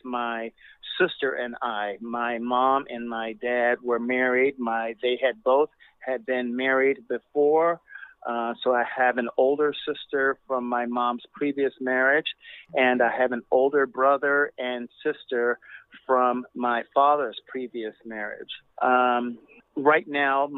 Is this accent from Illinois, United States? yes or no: yes; Chicago, Illinois, United States; I was born in Chicago